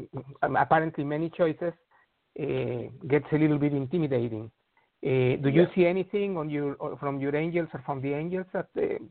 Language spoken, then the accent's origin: English; Mexico; moved away; I'm originally from Mexico.